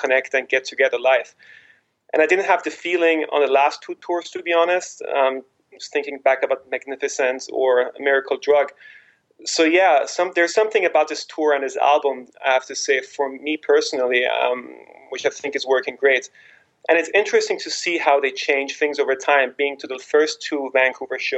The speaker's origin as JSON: {"language": "English", "region": "Vienna", "country": "Austria", "moved": "yes", "lives_now": "Istanbul, Turkey", "said": "I'm from Vienna, Austria, and currently residing in Istanbul."}